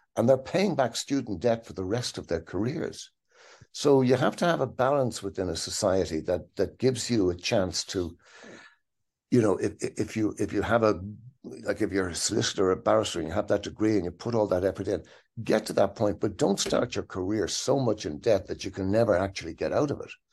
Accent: Dublin, Leinster, Ireland; grew up in Dublin, in Ireland.

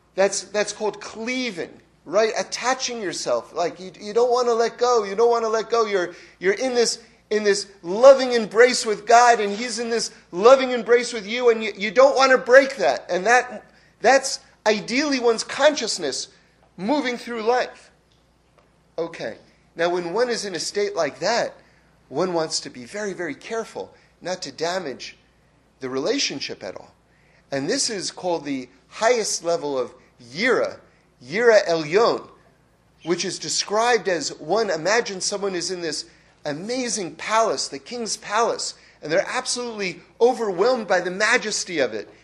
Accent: Northeast, United States; I grew up in the Northeast

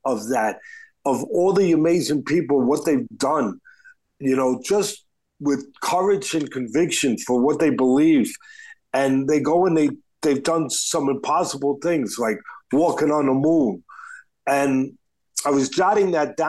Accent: New York City, New York, United States; I'm from Staten Island

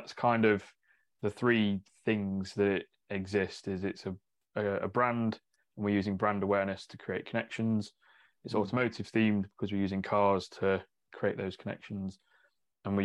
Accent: Mansfield, East Midlands, United Kingdom; now in Northamptonshire, United Kingdom; I'm technically from further north than here. Like Mansfield way is kind of where I grew up.

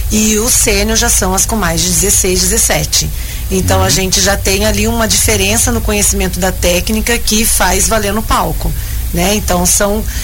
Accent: Paranavaí, Paraná, Brazil; então, o grupo Maria Tereza Fávero foi o segundo lugar do Mais 40 ah, ontem, é lá da minha terrinha.

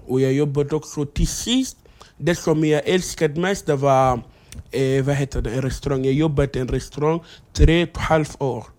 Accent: Egypt; Swedish is a second language; moved away as an adult; also born or lived in South Sudan; now in Sweden; jag är uppvuxen i Egypten. Det är därför jag kan arabiska

